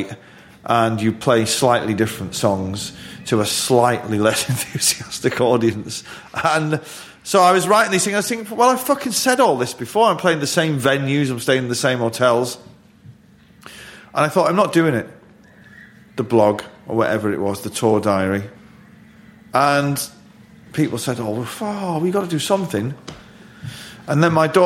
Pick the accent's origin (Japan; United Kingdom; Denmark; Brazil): United Kingdom; Manchester, North West England; being a Mancunian